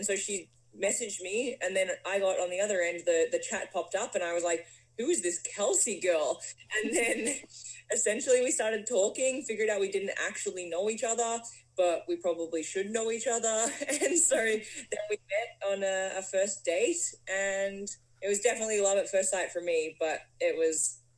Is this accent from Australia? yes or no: yes; Melbourne, Victoria, Australia; moved away as an adult; So I'm from Australia. I've got this sort of strange accent going on now because I've been in North America for over 10 years. I grew up living my life on the beautiful beaches of Australia in Melbourne